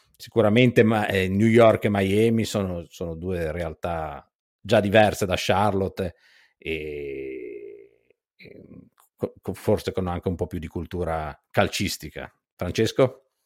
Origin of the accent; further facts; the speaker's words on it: Genoa, Liguria, Italy; moved away as an adult; now in Toronto, Canada; sono di, di, Genova, di Genua